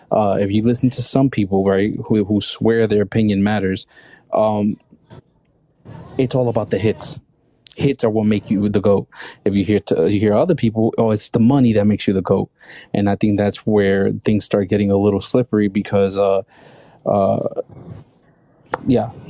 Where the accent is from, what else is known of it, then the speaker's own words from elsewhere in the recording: Colorado, United States; Yeah, I'm from Colorado.